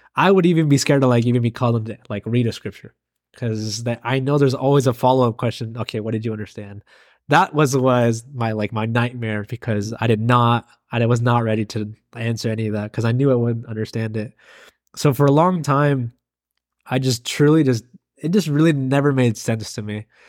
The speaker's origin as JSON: {"language": "English", "region": "Oregon", "country": "United States", "tie": "born or raised there", "also_born_or_lived": "California / Springfield, Oregon", "said": "I was born in California. When I was two years old, I came to live here in Oregon"}